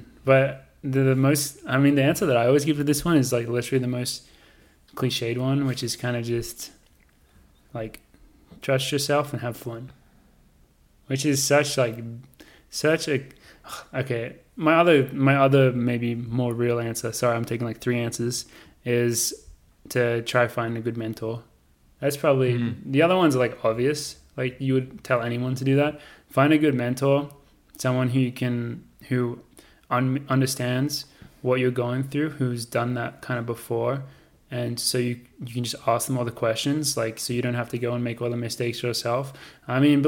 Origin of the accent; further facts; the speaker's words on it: Australia; now in United States; as an Australian